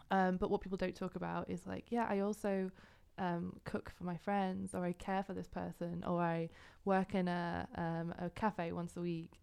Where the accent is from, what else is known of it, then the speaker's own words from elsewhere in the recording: Yorkshire and the Humber, United Kingdom; moved away as an adult; also born or lived in Glasgow, Scotland; now in Netherlands; I'm originally from England, uh, from North Yorkshire